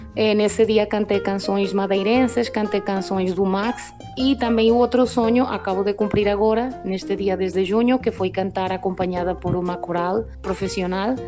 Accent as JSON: {"language": "Portuguese", "country": "Venezuela", "said": "somos poucas as pessoas que cantamos fado cá na Venezuela"}